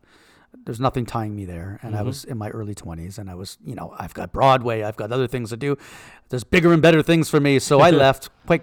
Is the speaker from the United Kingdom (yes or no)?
no; Canada; moved away as an adult; also born or lived in Toronto; I'm Canadian, and I was living in Canada.